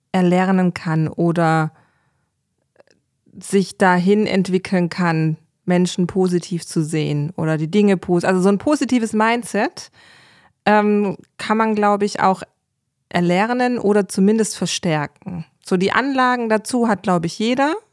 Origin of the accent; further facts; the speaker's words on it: Baden-Württemberg, Germany; komme aus Baden-Württemberg